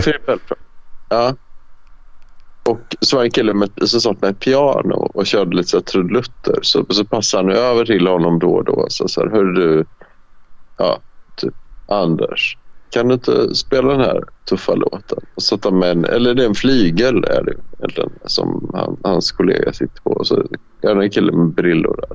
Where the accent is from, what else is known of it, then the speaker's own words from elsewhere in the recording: Värmland, Sweden; jag växte upp i Värmland